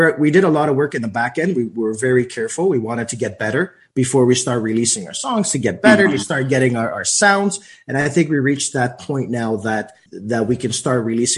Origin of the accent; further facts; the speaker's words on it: Toronto, Ontario, Canada; And then we said, wait, we're from Toronto, you know, outside of Greece, and we have to bring this vibe.